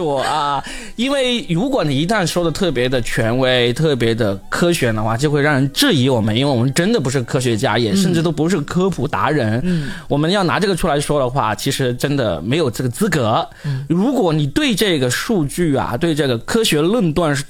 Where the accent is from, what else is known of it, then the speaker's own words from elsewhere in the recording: China; 我们作为中国人，我们当然也是反对的，是吧？